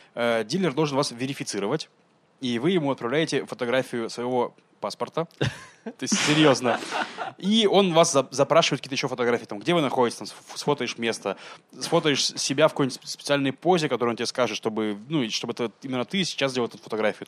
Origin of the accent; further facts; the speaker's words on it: Russia; now in Israel; я из России